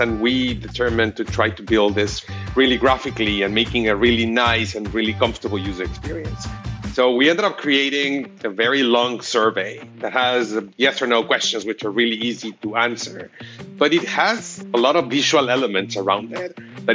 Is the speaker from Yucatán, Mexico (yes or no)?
no; Mexico City, Mexico; now in United States; I was originally from Mexico City, and it took me 11 years to actually get my green card here in the U.S.